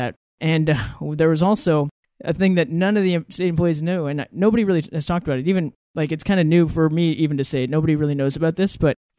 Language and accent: English; Ketchikan, Alaska, United States; moved away as an adult; also born or lived in Oregon; So I grew up in Ketchikan, Alaska, known for being the rainiest city in the country